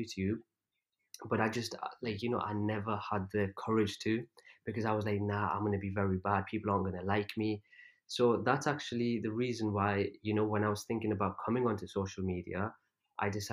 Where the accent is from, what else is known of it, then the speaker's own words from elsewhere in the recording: England, United Kingdom; also born or lived in Pakistan; I was actually born in Pakistan, but then I was only like 2 years old when I came to, when I moved to England. So I don't remember anything from there, obviously. So growing up, I never had any Urdu lessons